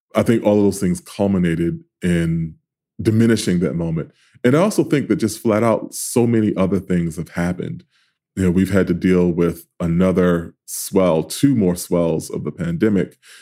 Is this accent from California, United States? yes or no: no; New York City, New York, United States; I grew up in South Jamaica.